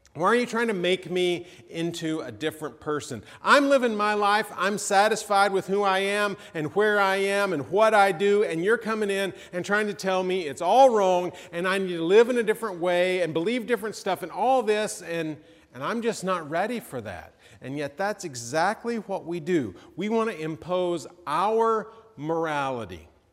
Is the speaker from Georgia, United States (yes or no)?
yes; Georgia, United States; I'm from Georgia